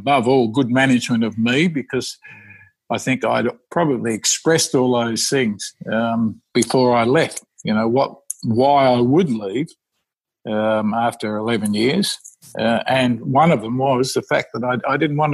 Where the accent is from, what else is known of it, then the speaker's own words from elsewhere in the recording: Western Australia, Australia; moved away; I'm from Western Australia